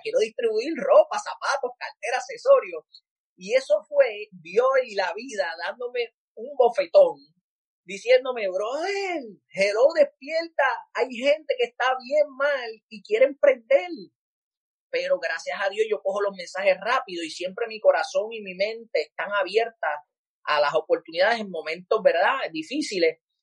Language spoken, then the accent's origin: Spanish; San Juan, Puerto Rico; also born or lived in Carolina, Puerto Rico; me crié en Cupey Bajo, Puerto Rico, la mayoría del tiempo en mi infancia